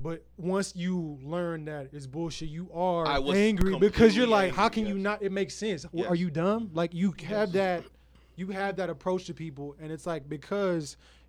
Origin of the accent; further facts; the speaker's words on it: the South, United States; I feel like as Christians, me growing up in the South